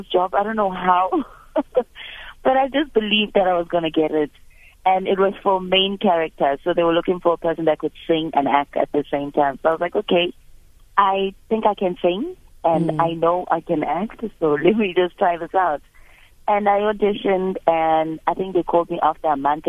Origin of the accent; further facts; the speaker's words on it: Soshanguve, Gauteng, South Africa; also born or lived in Mamelodi / Pretoria; I grew up in Soshanguve